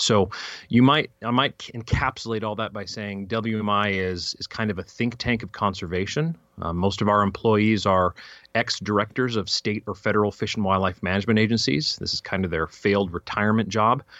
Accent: Fairplay, Colorado, United States; also born or lived in California / Fort Collins, Colorado; we moved from California when I was three, apparently, right to Fairplay, Colorado

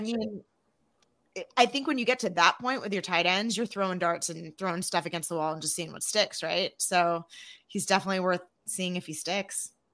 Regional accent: Arizona, United States; I'm from Arizona

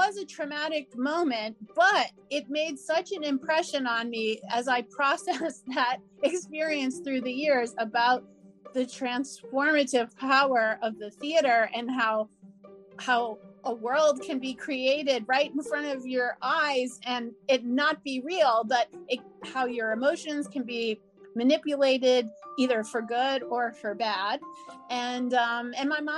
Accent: New Orleans, Louisiana, United States; moved away as an adult; I grew up in New Orleans

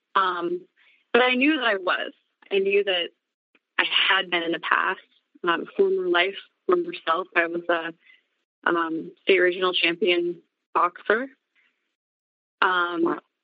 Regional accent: Montana, United States; born and raised in Montana primarily. Um moved around when I was a kid a little bit

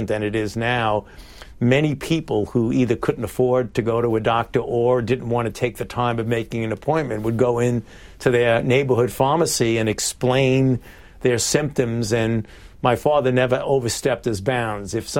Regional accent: New York City, New York, United States; I was born and raised in Brooklyn, New York, in the Bensonhurst

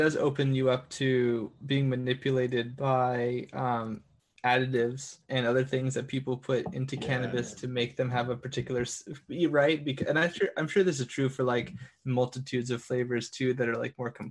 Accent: California, United States; I'm a Californian

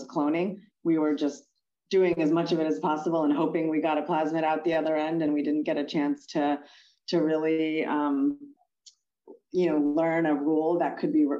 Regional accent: State College, Pennsylvania, United States; I grew up in State College, Pennsylvania, in a college town

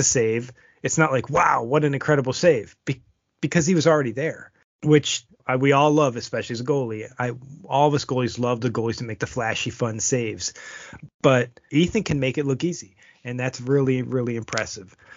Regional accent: Buffalo, New York, United States; moved away; my hometown team out there in Buffalo

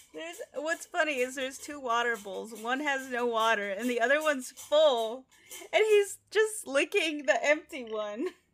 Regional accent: United States; we're American

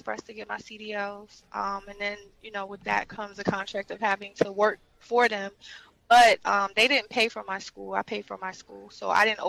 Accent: North Carolina, United States; I come from the great state of North Carolina.

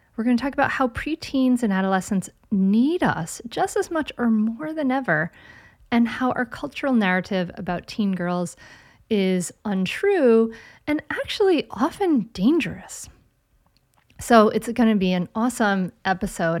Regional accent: Rhode Island, United States; moved away; from my home state of Rhode Island

